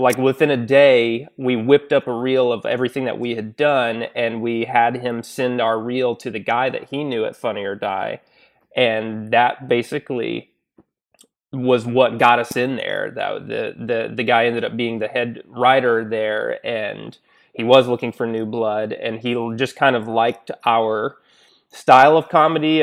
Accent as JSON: {"language": "English", "town": "Little Rock", "region": "Arkansas", "country": "United States", "also_born_or_lived": "Chicago", "moved": "as an adult", "lives_now": "Los Angeles, United States", "said": "I'm originally from Little Rock, Arkansas"}